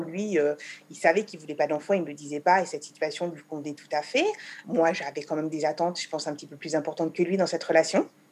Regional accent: France; moved away as an adult; now in Israel; J'ai quitté la France pour Israël à l'âge de 26 ans

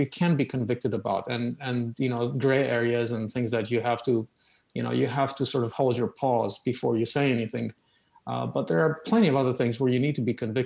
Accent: Oradea, Bihor County, Romania; accent: Romanian; English is a second language; moved away; The accent is Romanian

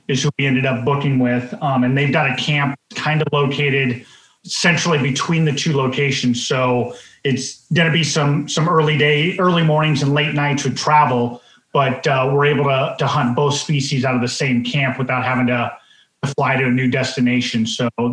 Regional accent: Colorado, United States; moved away as an adult; now in Alaska, United States; I grew up in Colorado hunting the West, being able to be stationed in Alaska and living here, you know, the last 18, 19 years.

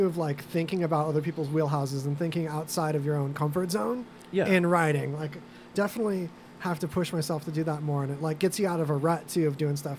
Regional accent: California, United States; I was born down the street in California.

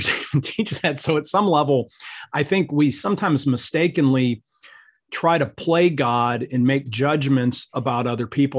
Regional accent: Ohio, United States; I grew up in Ohio

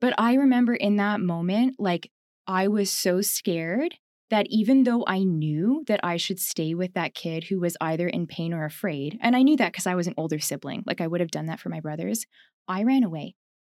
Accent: Ontario, Canada; also born or lived in Winnipeg, Manitoba; I grew up there in Ontario

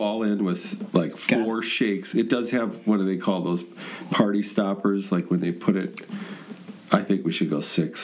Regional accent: Wisconsin, United States; I'm a Wisconsinite.

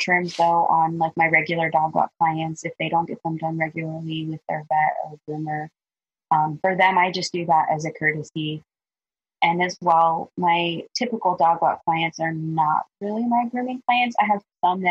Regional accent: Columbus, Ohio, United States; I was born and raised in Columbus, Ohio.

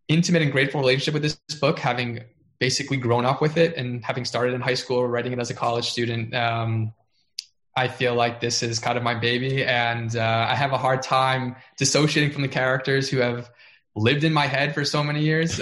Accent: South Florida, United States; moved away; I grew up in South Florida. I've never lived anywhere else before that point

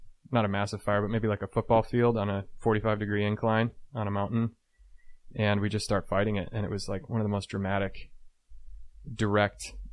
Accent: Chicago suburbs, Illinois, United States; I was from the Chicago suburbs.

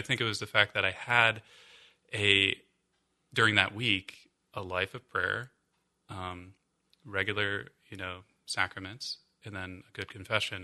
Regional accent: Columbus, Ohio, United States; moved away; also born or lived in Arlington; I'm from Columbus

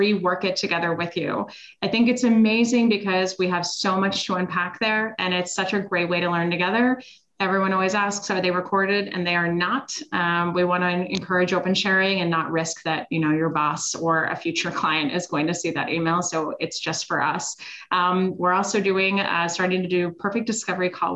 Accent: Switzerland; moved away; I'm originally from Switzerland.

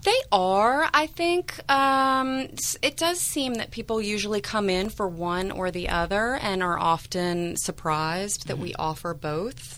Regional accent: Savannah, Georgia, United States; moved away as an adult; now in Sebastopol, United States; I was born in Savannah, Georgia.

